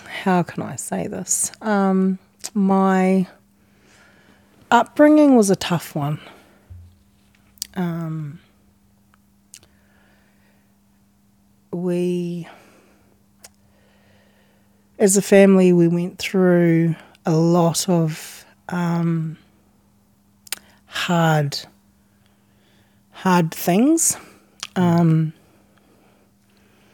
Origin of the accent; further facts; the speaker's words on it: Tauranga, Bay of Plenty, New Zealand; I was born and raised in Tauranga